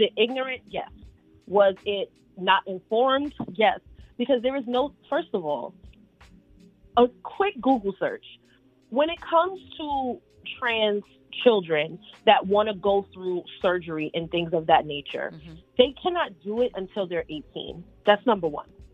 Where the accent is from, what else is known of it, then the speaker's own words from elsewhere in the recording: New York City, New York, United States; being a woman growing up in New York City with older grandparents